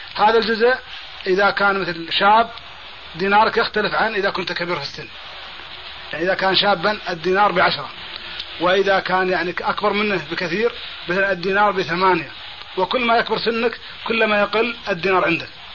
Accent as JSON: {"language": "Arabic", "country": "Kuwait", "said": "في الكويت عندنا"}